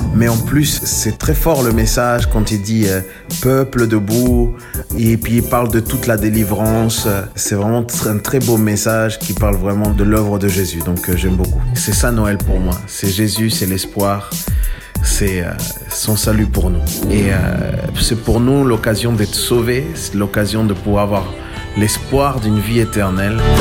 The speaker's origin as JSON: {"language": "French", "country": "Chile", "tie": "born or raised there", "moved": "yes", "said": "j'ai grandi au Chili"}